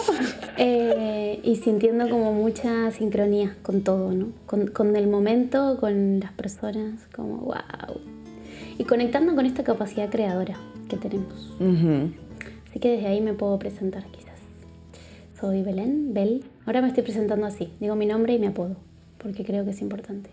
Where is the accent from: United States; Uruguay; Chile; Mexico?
Uruguay; now in Barcelona, Spain; Soy de Uruguay, vengo de Uruguay. Creo que se me nota mucho